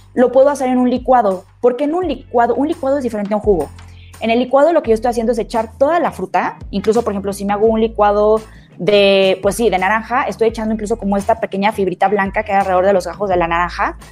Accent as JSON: {"language": "Spanish", "country": "Mexico", "said": "todos nosotros como mexicanos"}